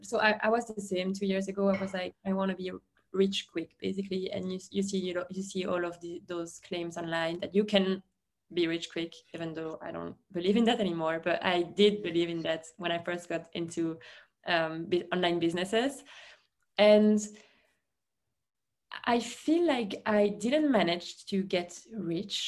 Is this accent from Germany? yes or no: no; Belgium; first language French; English is a second language; moved away; I felt stuck in Belgium. I couldn't speak English. I could only speak French, and I could speak a little bit of Dutch because in Belgium we are supposed to speak both languages.